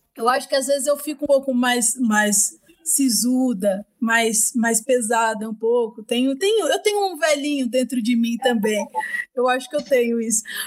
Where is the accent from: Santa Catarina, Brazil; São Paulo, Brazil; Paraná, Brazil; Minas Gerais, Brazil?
São Paulo, Brazil; Itaquaquecetuba; Eu fui criada em Itacoaxetuba, que é extremo leste de São Paulo.